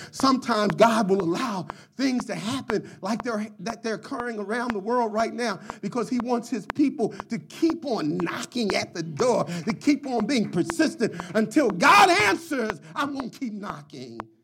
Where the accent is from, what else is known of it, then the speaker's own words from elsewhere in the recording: Philadelphia, Pennsylvania, United States; As a young child growing up in Philadelphia